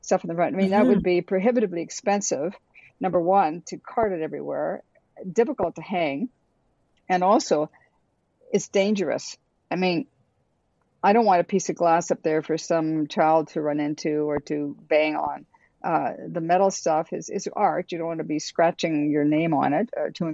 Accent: Sault Ste. Marie, Ontario, Canada; moved away; I grew up in the Sioux and was

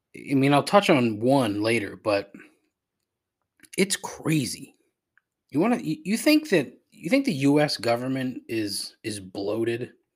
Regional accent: United States; as an American

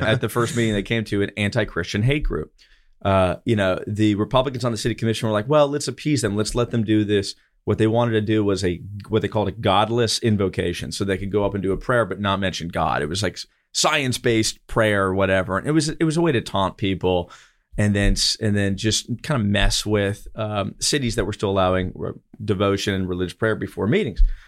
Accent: Eustis, Florida, United States; in my hometown of Eustis

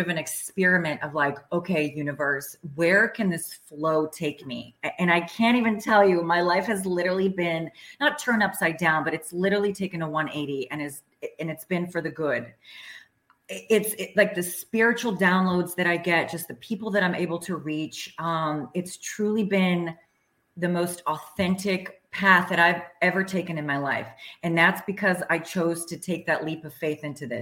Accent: Washington, District of Columbia, United States; moved away as an adult; also born or lived in Czechoslovakia; now in Sarasota, United States; I grew up in former communist Czechoslovakia, very oppressive sort of regime. And then I grew up in Washington, D.C.

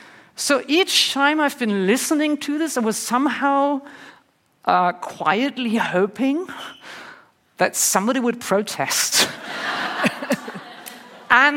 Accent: Northern Germany, Germany; I grew up in Germany, in the north of Germany, in the 70s and 80s

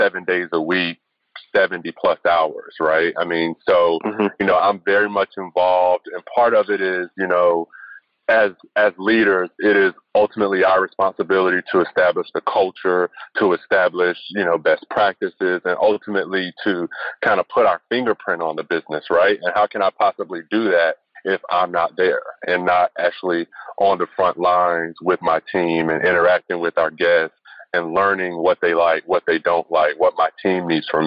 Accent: North Carolina, United States; growing up in North Carolina in that climate, I've been a UNC fan all my life

